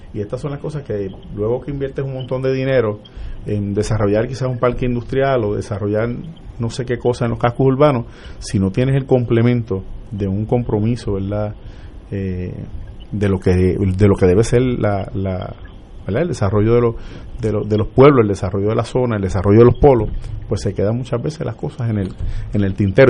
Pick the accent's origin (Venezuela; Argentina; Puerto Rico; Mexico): Puerto Rico; Vega Baja; also born or lived in Arecibo / Manatí; nací en Arecibo, pero me crié en el barrio Yeguada de Vega Baja